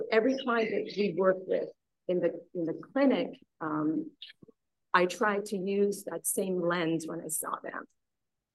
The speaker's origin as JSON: {"language": "English", "region": "Saskatchewan", "country": "Canada", "tie": "born or raised there", "also_born_or_lived": "India", "said": "I was born in India. I was there till I was 8. And then I grew up in Saskatchewan in Canada."}